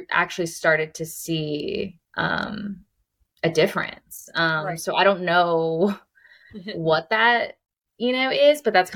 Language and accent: English; Bucks County, Pennsylvania, United States; moved away; also born or lived in Houston; I'm from Bucks County, did a lot of really great internships with, you know, firms in Philadelphia